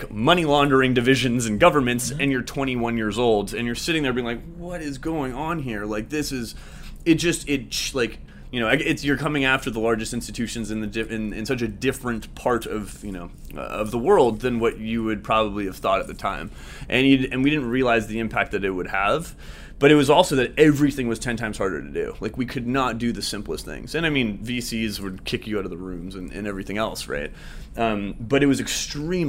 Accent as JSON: {"language": "English", "town": "Vancouver", "region": "British Columbia", "country": "Canada", "moved": "as an adult", "lives_now": "Toronto, Canada", "said": "I'm from Vancouver originally, on the West Coast in Canada."}